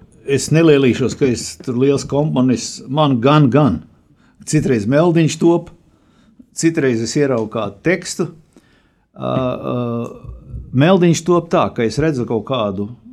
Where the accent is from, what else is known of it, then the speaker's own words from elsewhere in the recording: Rēzekne, Latgale, Latvia; moved away as an adult; also born or lived in Bolderāja, Riga; now in Riga, Latvia; es esmu no Reizeknas puses